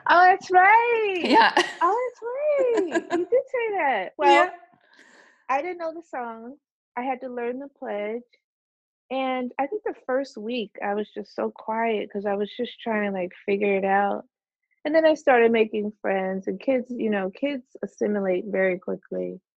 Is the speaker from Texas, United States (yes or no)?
no; Orange, New Jersey, United States; also born or lived in Plainfield, New Jersey; I was born in Orange, New Jersey, so I haven't gone that far. Although we did live in Plainfield when I was really little